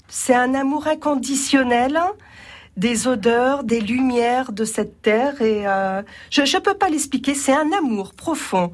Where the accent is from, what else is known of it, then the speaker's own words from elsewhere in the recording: Brittany, France; also born or lived in Roussillon (pays catalan); now in Roussillon, France; je suis de Bretagne à l'origine